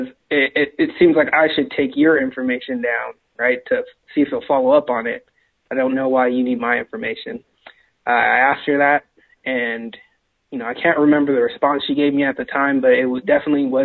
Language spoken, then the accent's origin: English; California, United States; moved away; also born or lived in Seattle; I'm originally from California